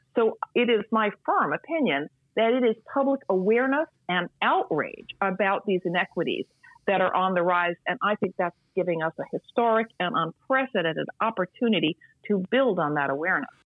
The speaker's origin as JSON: {"language": "English", "country": "United States", "said": "as an American"}